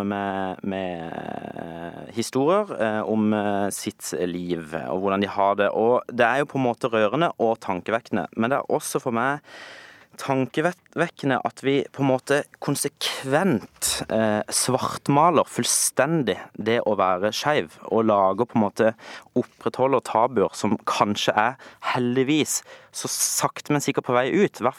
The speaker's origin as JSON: {"language": "Norwegian", "country": "Norway", "said": "egentlig veldig lite til felles med eh, veldig mange eh, i den paraden og det miljøet, bortsett fra at jeg er norsk."}